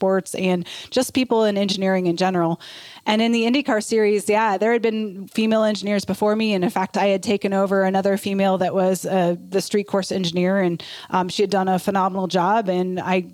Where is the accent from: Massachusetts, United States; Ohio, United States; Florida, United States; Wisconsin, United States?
Ohio, United States; Akron; I'm from the Akron area